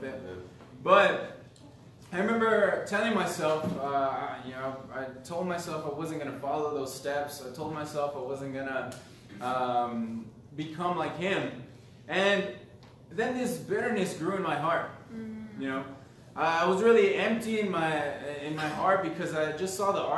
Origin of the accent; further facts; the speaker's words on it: Los Angeles, California, United States; I grew up in Southern California, LA area, just like the outskirts